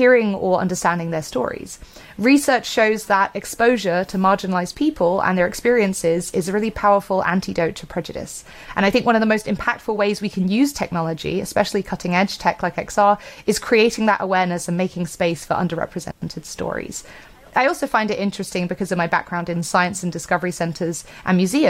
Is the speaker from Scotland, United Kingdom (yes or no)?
no; Bristol, South West England, United Kingdom; here in my hometown of Bristol, UK